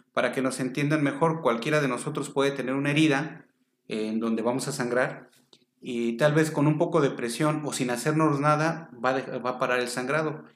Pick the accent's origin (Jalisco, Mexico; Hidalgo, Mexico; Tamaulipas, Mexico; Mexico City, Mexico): Mexico City, Mexico; Soy originario de la Ciudad de México.